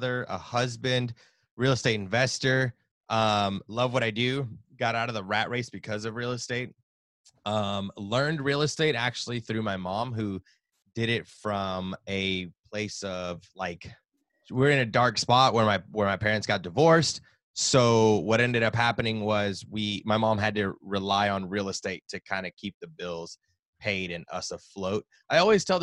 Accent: Nashville, Tennessee, United States; Born and raised in Nashville, Tennessee.

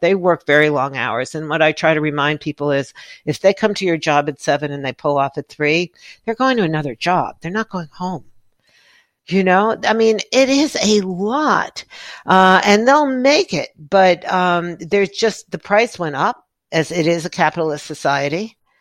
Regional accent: New York City, New York, United States; growing up in New York City where you had, you know, a closet for a bathroom

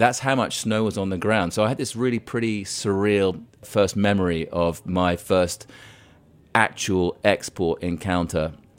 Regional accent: Cairo, Cairo Governorate, Egypt; The interest in cheese came about because, growing up in Cairo, it was the early 1970s.

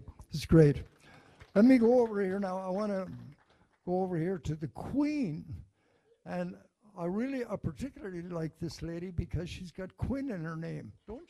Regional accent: County Mayo, Connacht, Ireland; now in Cleveland, United States; We're both immigrants. You came from County Cavan. I came from County Mayo, like a lot of the people here.

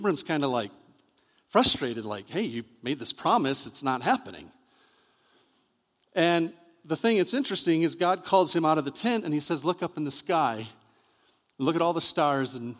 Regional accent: Michigan, United States; I'm from Michigan

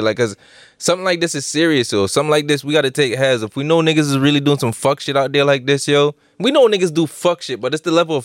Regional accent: Connecticut, United States; especially if we're from Connecticut

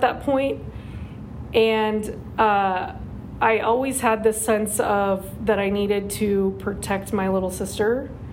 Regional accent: Norco, California, United States; I was raised in Norco, um, so grew up in Norco

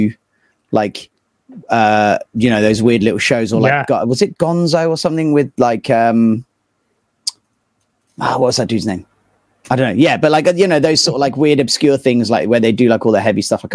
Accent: Poole, South West England, United Kingdom; moved away as an adult; also born or lived in Istanbul, Turkey / London; now in Bristol, United Kingdom; a little small town called Poole. So I grew up there

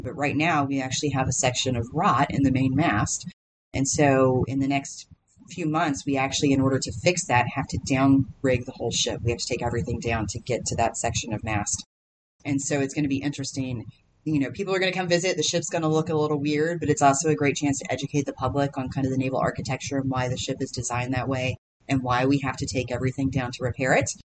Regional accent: Paducah, Kentucky, United States; moved away; I'm from Paducah, Kentucky originally, so small town on the western side of the state.

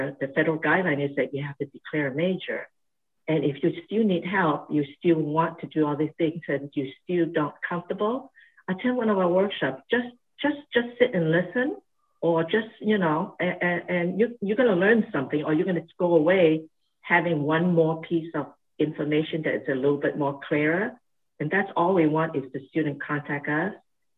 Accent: Honiara, Guadalcanal, Solomon Islands; moved away as an adult; also born or lived in Hong Kong / Australia; now in Santa Barbara, United States; Born and raised in a South Pacific island, and it's called the Solomon Islands, and was born in the island called Guadalcanal.

